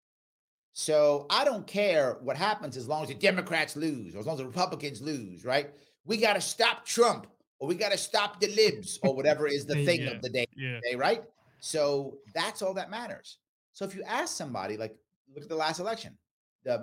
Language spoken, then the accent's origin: English; New York City, New York, United States; I grew up in the Bronx, South Bronx, by Yankee Stadium in the 70s and the 80s